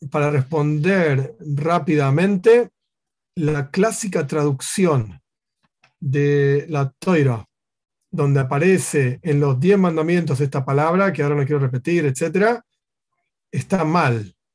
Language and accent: Spanish; Argentina; yo soy, yo soy argentino y quiero conocer las leyes argentinas